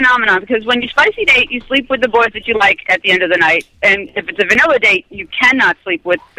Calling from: New Jersey, United States; I am calling from New Jersey.

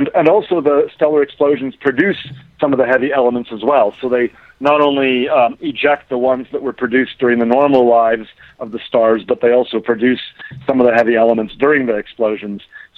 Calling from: Aspen, Colorado, United States; I'm actually in Aspen, Colorado.

